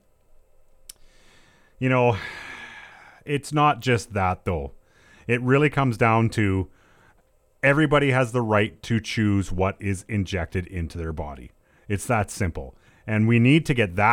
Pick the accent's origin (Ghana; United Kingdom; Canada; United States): Canada; we are still Canadian underneath it all